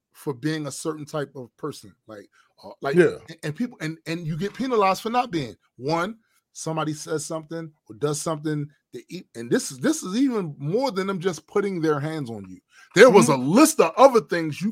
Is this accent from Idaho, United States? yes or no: no; Baltimore, Maryland, United States; the whole attitude I grew up with in Baltimore